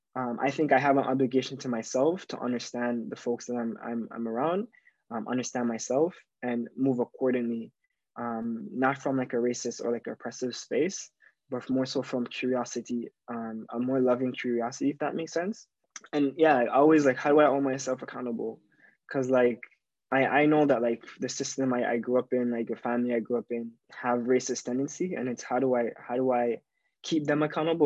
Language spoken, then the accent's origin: English; Jamaica; now in Toronto, Canada; growing up in Jamaica